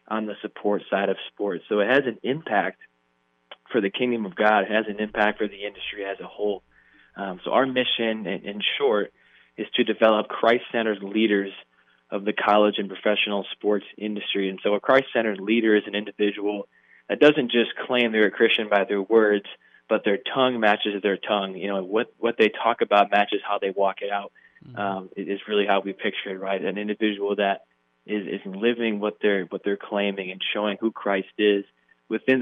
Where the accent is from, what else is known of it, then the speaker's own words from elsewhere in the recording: Kalamazoo, Michigan, United States; I grew up in Kalamazoo, Michigan. It's on the west side of the state